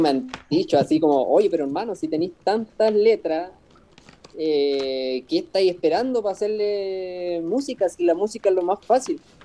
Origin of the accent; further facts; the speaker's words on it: Puerto Cisnes, Aysén, Chile; moved away as an adult; also born or lived in Valparaíso, Chile; now in Massachusetts, United States; Yo soy de la Patagonia, Puerto Cisnes.